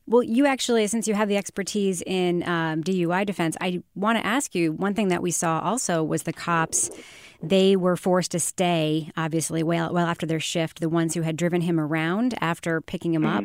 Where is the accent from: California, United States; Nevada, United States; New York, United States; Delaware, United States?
New York, United States; moved away as an adult; now in New Hampshire, United States; I lived in New Hampshire now since, for, like, twenty years, but, uh, longer than twenty years, actually, like, twenty-four years, but growing up in New York